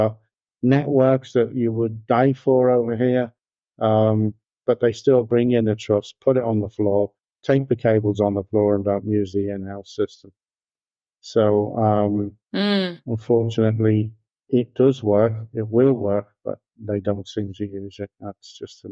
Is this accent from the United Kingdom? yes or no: yes; Liverpool, North West England, United Kingdom; moved away as an adult; also born or lived in Birmingham; now in United States; Liverpool, which is my hometown